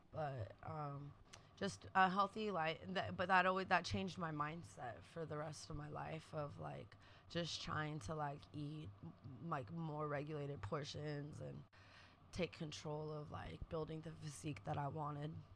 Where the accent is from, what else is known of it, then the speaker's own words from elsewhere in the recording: San Francisco, California, United States; also born or lived in Oakland / San Diego; growing up in San Francisco